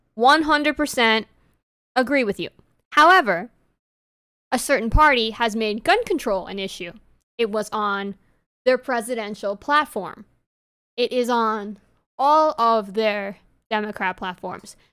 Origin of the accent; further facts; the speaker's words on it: New York, United States; accent: New York; my New York accent